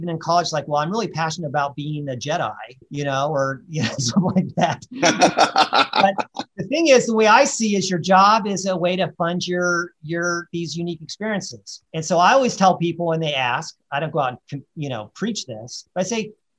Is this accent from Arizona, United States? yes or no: no; Colorado, United States; even though I was from Colorado, I've lived, you know, on the East Coast and in Texas and California.